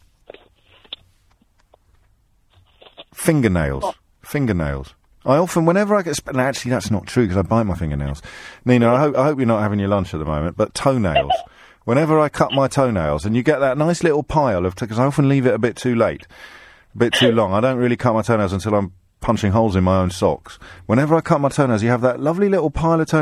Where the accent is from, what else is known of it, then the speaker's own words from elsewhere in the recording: United Kingdom; I'm British